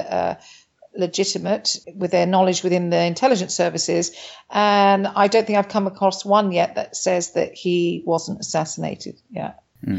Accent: United Kingdom; moved away as an adult; also born or lived in Italy; now in Argentina; initially I came from the United Kingdom. And I came to Argentina in 2002

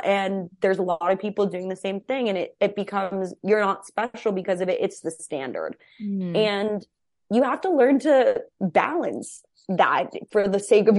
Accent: Cedar Crest, New Mexico, United States; moved away as an adult; also born or lived in Albuquerque; now in Los Angeles, United States; I moved from Albuquerque, New Mexico. I didn't even live in Albuquerque. I lived in Cedar Crest, New Mexico. I went to high school in Albuquerque. So very, very small town too.

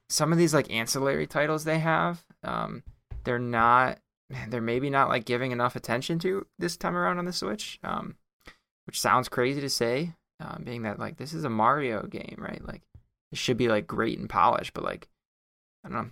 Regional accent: United States; as the American

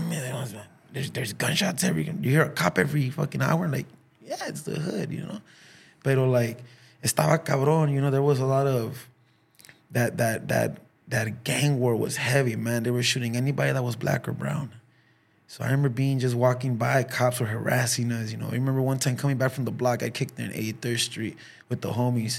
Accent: Los Angeles, California, United States; also born or lived in Huntington Park; when I was a kid in South Central

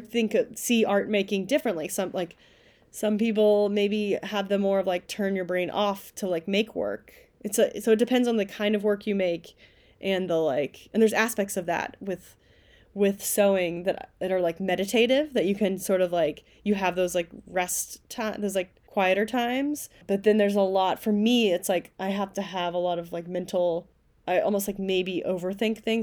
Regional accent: Kentucky, United States; moved away as an adult; also born or lived in New York; now in upstate New York, United States; I went to grad school at the University of Kentucky, which is where I'm from. I'm from Kentucky originally.

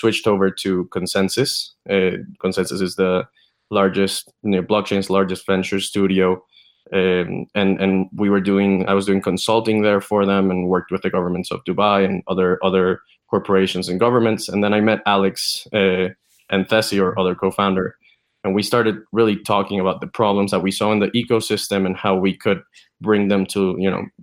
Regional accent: Venezuela; moved away; I'm originally from Venezuela

